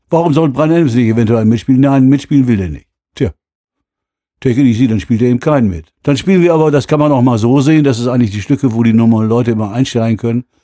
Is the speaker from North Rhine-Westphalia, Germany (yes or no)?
yes; North Rhine-Westphalia, Germany; kam dann irgendwann mal an und hatte diesen Song, denn wir sind aus Westfalen.